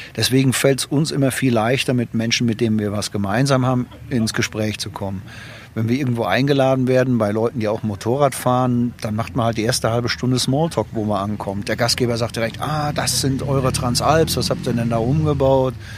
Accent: Germany

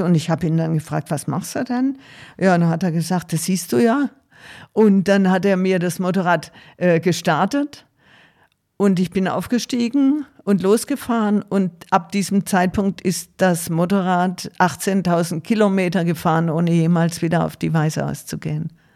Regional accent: Tuttlingen, Baden-Württemberg, Germany; Ich komme aus Süddeutschland, aus Baden-Württemberg, bin am Rande der Schwäbischen Alb in Tuttlingen aufgewachsen

